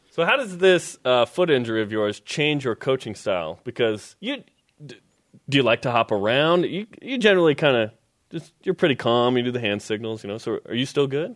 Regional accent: Portland, Oregon, United States; I grew up in Rip City

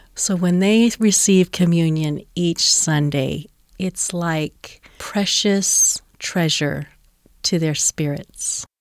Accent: Oklahoma, United States; also born or lived in Cheyenne, Wyoming; now in Salt Lake City, United States; I grew up in the Bible Belt in Oklahoma

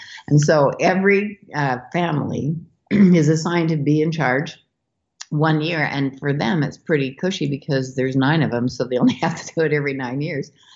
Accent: Idaho, United States; Montclair, Idaho, which is my hometown

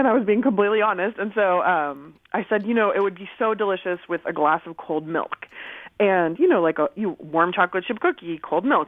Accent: Southern California, United States; also born or lived in Berkeley, California; my family's from Iran, and I grew up in Southern California, and I moved to Berkeley to attend college.

